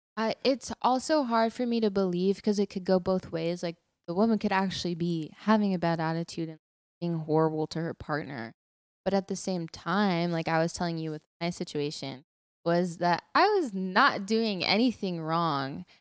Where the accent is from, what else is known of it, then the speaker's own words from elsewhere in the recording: Texas, United States; I'm from Texas.